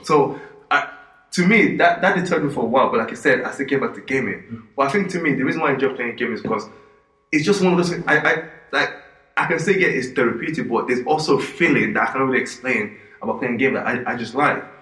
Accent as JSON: {"language": "English", "country": "Nigeria", "tie": "born or raised there", "moved": "yes", "said": "growing up in Nigeria"}